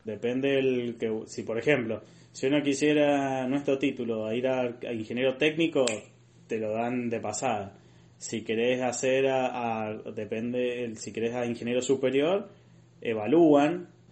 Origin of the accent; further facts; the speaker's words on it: Argentina; moved away as an adult; toda mi vida quedaba en Argentina